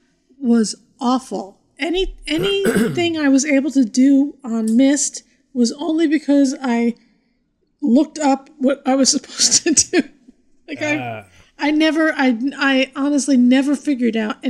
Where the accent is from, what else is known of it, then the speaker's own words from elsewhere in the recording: Morris County, New Jersey, United States; Growing up in Morris County, New Jersey